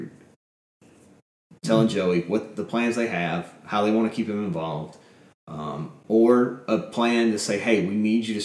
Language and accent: English; Fort Payne, Alabama, United States; near my hometown